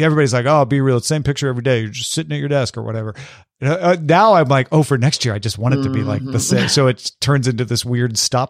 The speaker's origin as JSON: {"language": "English", "region": "California", "country": "United States", "moved": "as an adult", "lives_now": "Chicago, United States", "said": "I'm from Southern California, so boots weren't really a thing for me, but I moved to Chicago 5 years ago"}